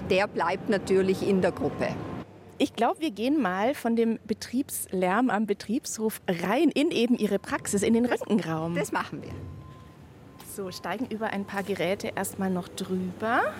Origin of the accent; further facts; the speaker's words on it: South Tyrol, Trentino-Alto Adige, Italy; first language German; moved away as an adult; also born or lived in Bologna; now in Nuremberg, Germany; Anklänge an meine Kindheit in Südtirol